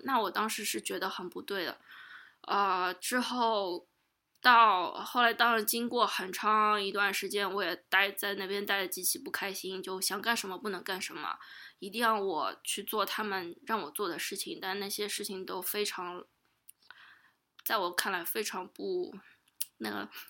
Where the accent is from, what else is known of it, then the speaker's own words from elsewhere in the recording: Shanghai, China; first language Chinese; moved away as an adult; now in United States; 作为一个上海嗲妹妹的话